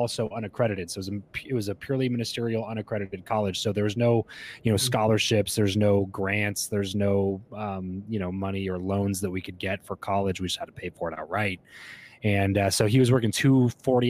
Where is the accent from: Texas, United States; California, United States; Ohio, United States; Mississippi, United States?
California, United States; Southern; also born or lived in Fresno, California; I grew up in Southern California, moved up to Central California after we graduated from school.